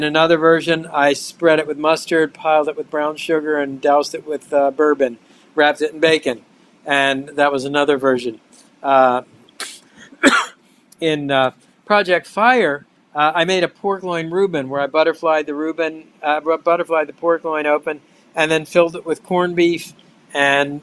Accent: Baltimore, Maryland, United States; moved away; That's my hometown where I grew up

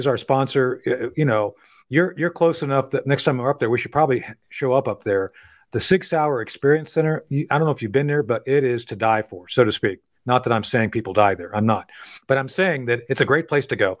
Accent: Eatonton, Georgia, United States; my hometown here in Eatonton

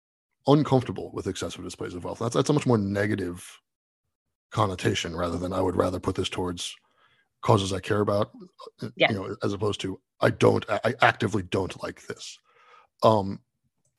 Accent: New York City, New York, United States; as a New Yorker

